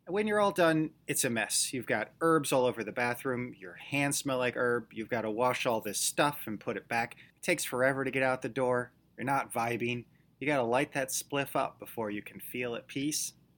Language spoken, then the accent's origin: English; United States; moved away; my home country